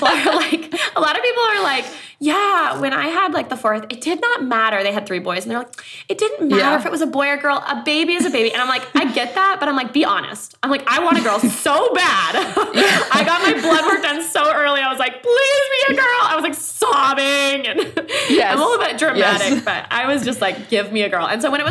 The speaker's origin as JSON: {"language": "English", "country": "Thailand", "tie": "born or raised there", "also_born_or_lived": "Myanmar", "said": "But so I grew up in Thailand as a missionary kid. I grew up also on the border of Myanmar."}